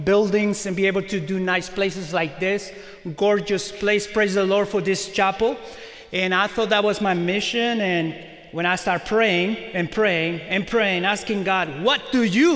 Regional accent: Mexico; also born or lived in Carmel, Indiana; now in Indiana, United States; I was born in Mexico and I speak Spanish.

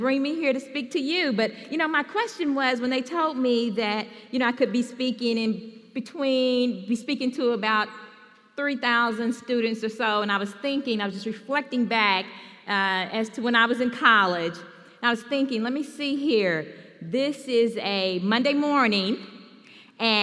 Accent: Louisville, Kentucky, United States; I'm from Louisville, Kentucky

